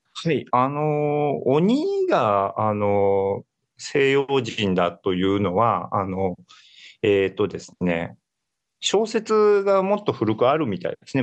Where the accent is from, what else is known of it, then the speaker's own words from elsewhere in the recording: Kansai, Japan; 私関西の人間なので